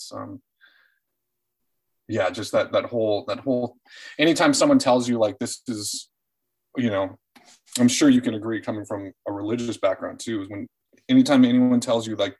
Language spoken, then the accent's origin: English; Orange County, California, United States; also born or lived in Fairfield, Iowa; now in Los Angeles, United States; I'm an Orange County kid